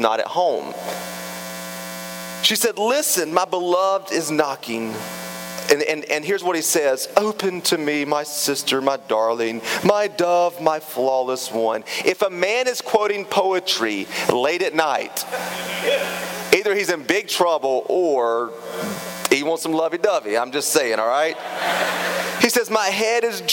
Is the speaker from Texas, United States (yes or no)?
no; Raleigh, North Carolina, United States; moved away; I grew up in Raleigh